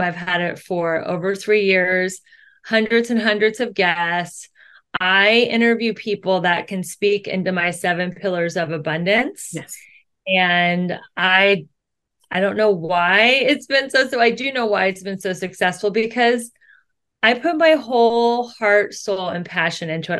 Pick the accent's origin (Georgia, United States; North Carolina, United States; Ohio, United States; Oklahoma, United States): Ohio, United States; Cincinnati; moved away as an adult; now in Los Angeles, United States; I grew up in Cincinnati, Ohio. I moved to LA 22 years